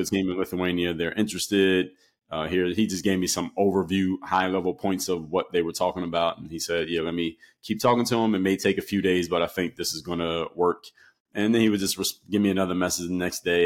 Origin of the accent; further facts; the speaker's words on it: Philadelphia, Pennsylvania, United States; where I come from, and I'm from Philadelphia, PA. So when you come from the city, especially the East Coast in the era that I came from, everybody plays basketball